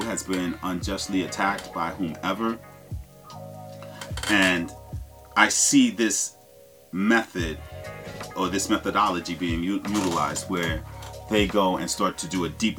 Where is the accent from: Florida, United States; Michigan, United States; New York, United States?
New York, United States; I'm from New York